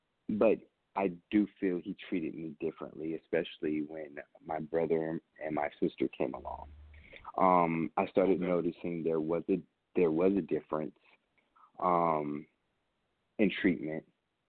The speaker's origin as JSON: {"language": "English", "town": "Nuremberg", "region": "Bavaria", "country": "Germany", "tie": "born or raised there", "also_born_or_lived": "Augsburg, Germany / Vicenza, Italy", "said": "I was born in Augsburg, Germany, and raised in Vicenza, Italy, in Nuremberg, Germany"}